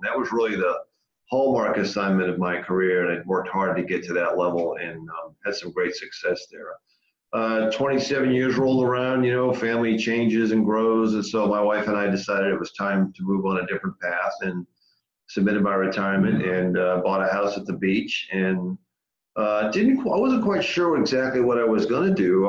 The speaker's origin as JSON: {"language": "English", "region": "Massachusetts", "country": "United States", "tie": "born or raised there", "moved": "yes", "said": "I grew up in Massachusetts, born and raised."}